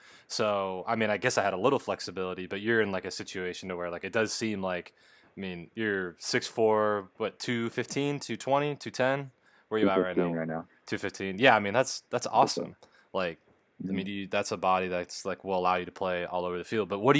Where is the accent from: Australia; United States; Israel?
United States; California; I'm coming from Southern Cal, and we played teams that had a bunch of, you know, 4 or 5-star guys